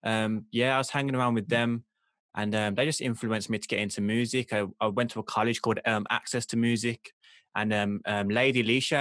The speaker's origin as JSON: {"language": "English", "town": "Birmingham", "region": "West Midlands", "country": "United Kingdom", "accent": "Birmingham"}